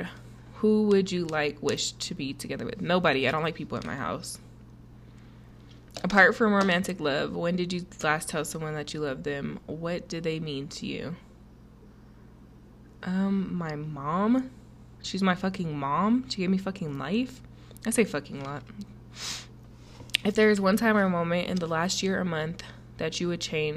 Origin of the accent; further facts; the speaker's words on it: Colorado, United States; I'm from Colorado. I'm still here